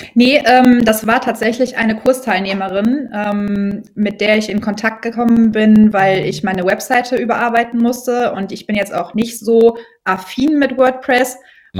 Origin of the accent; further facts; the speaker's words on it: Brühl, North Rhine-Westphalia, Germany; Ich komme aus dem Rheinland, ähm, genau genommen aus Brühl, das kennen manche vielleicht vom Phantasialand